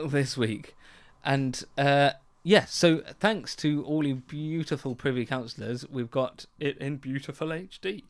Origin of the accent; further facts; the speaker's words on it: Essex, East of England, United Kingdom; growing up in Essex